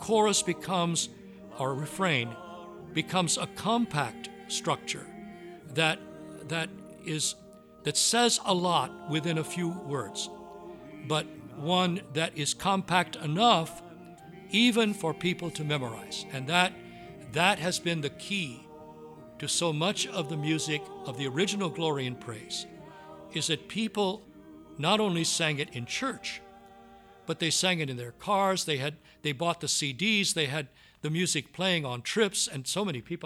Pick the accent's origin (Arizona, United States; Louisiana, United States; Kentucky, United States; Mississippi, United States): Louisiana, United States; Southwest; I grew up in Southwest Louisiana, and the music that I grew up on was the Cajun style music